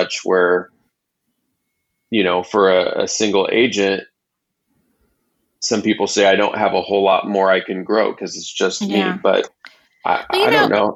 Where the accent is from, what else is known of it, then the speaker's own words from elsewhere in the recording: Kansas City, Missouri, United States; moved away as an adult; also born or lived in Los Angeles, California; now in Kansas City, United States; I was born and raised in Kansas City and moved to Los Angeles in the late 90s